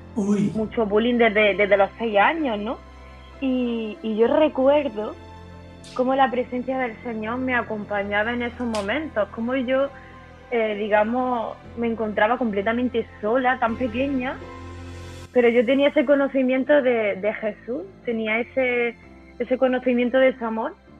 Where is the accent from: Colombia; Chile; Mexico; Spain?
Spain; southern Spain; moved away as an adult; now in Córdoba, Spain; yo soy del, para que me entendáis, del sur de España, pero yo vivía en, otra, en otra ciudad diferente.